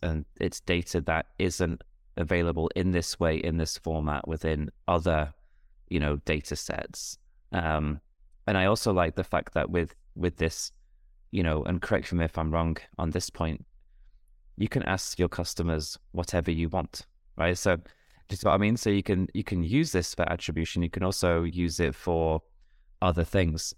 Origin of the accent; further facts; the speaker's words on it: United Kingdom; me as a Brit